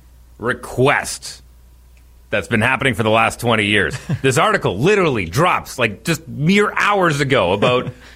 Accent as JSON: {"language": "English", "town": "Fort McMurray", "region": "Alberta", "country": "Canada", "tie": "born or raised there", "moved": "yes", "said": "growing up in Fort McMurray"}